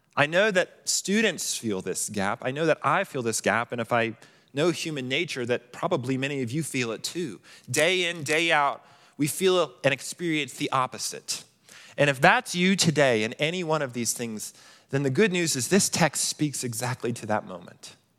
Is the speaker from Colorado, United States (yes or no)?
yes; Colorado Springs, Colorado, United States; I grew up in Colorado Springs